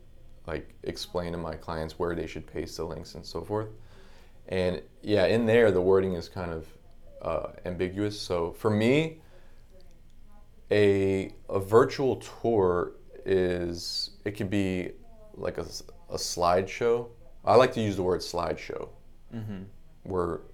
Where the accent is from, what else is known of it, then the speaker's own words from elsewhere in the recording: Palm Beach Gardens, Florida, United States; also born or lived in Brooklyn, United States; Brooklyn, but I moved here in 87. I was like 3 years old. So nice. Basically, Floridian, yeah.